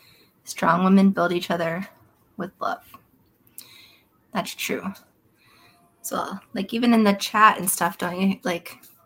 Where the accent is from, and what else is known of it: Florida, United States